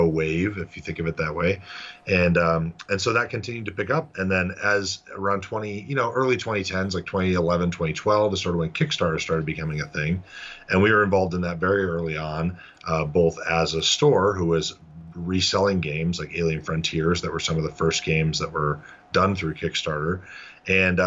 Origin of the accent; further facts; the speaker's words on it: south of Buffalo, Western New York, United States; So like Western New York is where I grew up. So south of Buffalo.